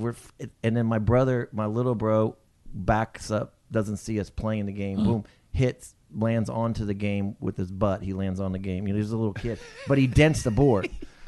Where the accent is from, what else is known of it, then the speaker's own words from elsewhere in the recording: Japan; We grew up in Japan, so my parents...